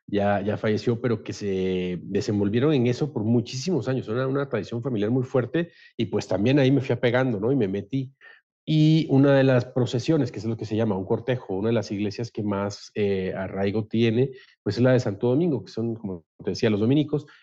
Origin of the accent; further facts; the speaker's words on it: Guatemala City, Guatemala Department, Guatemala; moved away as an adult; also born or lived in Costa Rica; now in Mexico; prácticamente en la ciudad de Guatemala, por allá, en Centroamérica. Soy una familia de tres hermanos, con mis padres cinco, y bueno, hice toda mi formación por allá, estudié con los jesuitas toda la vida, desde los cuatro años hasta los 25